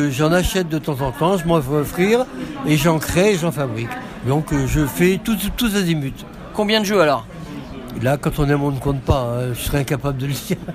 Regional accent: Lyon, Auvergne-Rhône-Alpes, France; now in Nîmes, France; je suis à Lyon, je suis né à Lyon, hein.

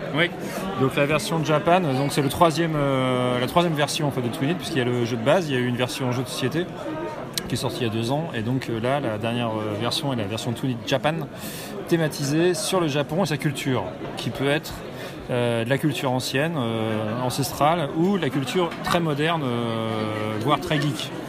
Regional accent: Nantes, Pays de la Loire, France; je suis nantais

